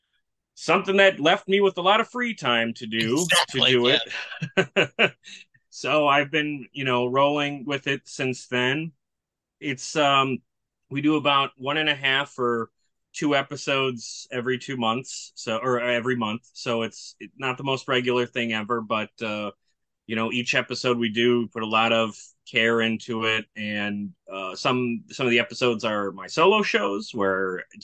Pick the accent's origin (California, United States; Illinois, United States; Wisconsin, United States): Wisconsin, United States; Milwaukee; So I'm from Milwaukee, Wisconsin, lived here my whole life.